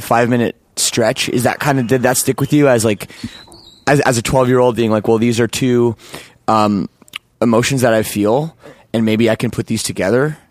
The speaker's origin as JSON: {"language": "English", "town": "Toronto", "region": "Ontario", "country": "Canada", "tie": "born or raised there", "said": "where I grew up too in Toronto"}